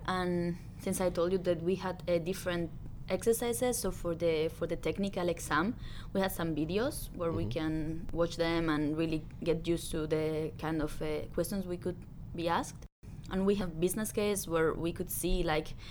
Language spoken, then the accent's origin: English; Spain; I'm from Spain